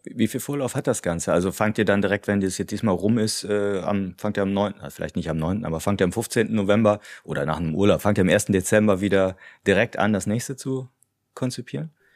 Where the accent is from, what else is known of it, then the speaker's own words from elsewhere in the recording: Cologne, North Rhine-Westphalia, Germany; als Kölner